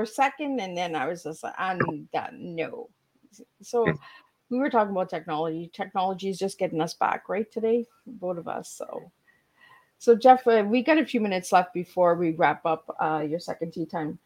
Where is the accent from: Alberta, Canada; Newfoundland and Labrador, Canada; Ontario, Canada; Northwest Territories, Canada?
Ontario, Canada; Hearst; now in Cornwall, Canada; I'm living in Cornwall now, but I'm originally from Hearst, Ontario